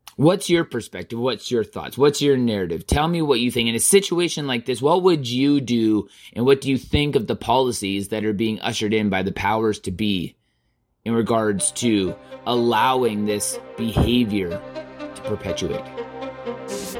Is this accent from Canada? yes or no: yes; Southern Alberta, Canada; I was born and raised in Southern Alberta on a farm